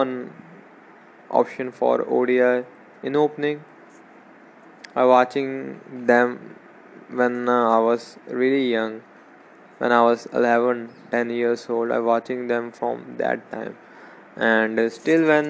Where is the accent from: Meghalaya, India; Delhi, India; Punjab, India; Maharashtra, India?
Punjab, India; I'm from Punjab